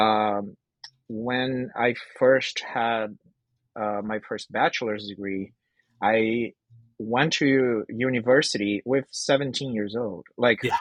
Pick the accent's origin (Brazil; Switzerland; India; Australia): Brazil; now in Vancouver, Canada; I'm from Brazil, but I'm based in Vancouver, Canada